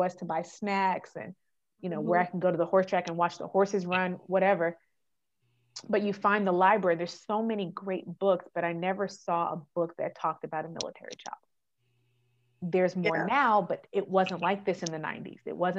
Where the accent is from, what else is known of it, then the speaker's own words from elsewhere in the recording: California, United States; born there; also born or lived in Texas / Germany; I was like, well, I was born in California. Where'd you get your social? In Texas. But where'd you spend the most time? In Germany.